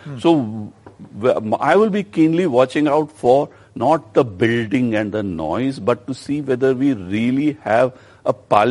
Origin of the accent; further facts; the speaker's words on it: India; What I am worried about as an Indian